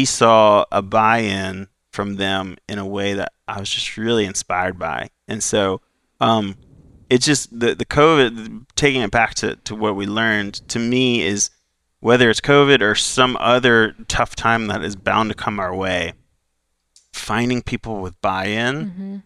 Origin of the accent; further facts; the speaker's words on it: Florida, United States; I'm from Florida